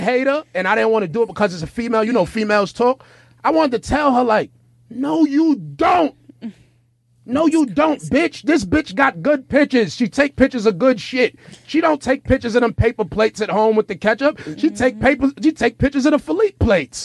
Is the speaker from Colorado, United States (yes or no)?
no; New York City, New York, United States; I'm from New York City